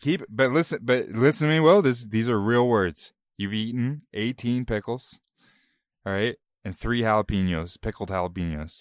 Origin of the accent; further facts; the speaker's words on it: Canada; We're both Canadian